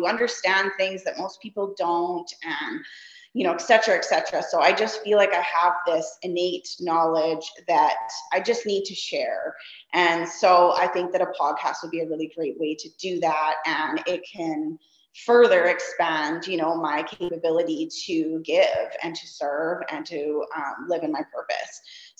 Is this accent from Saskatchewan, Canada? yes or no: yes; Saskatchewan, Canada; now in Kelowna, Canada; I moved here 3 years ago from Saskatchewan. And, so anybody that's familiar with, you know, Canada, the regions, like, you know, the prairies where I came from, and now I live in the mountains